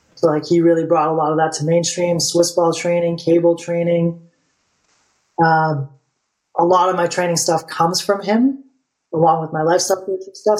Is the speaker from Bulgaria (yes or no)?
yes; Bulgaria; moved away; I'm from Bulgaria, and in Bulgaria, like it's part of the I don't know if it still is anymore, but like when you turn 18, you go to the army